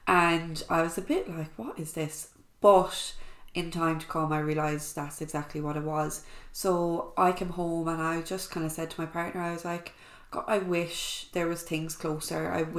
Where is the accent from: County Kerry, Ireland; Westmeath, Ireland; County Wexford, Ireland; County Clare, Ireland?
County Clare, Ireland; I am from Clare. I'm living in Ennis. I suppose I'm 28.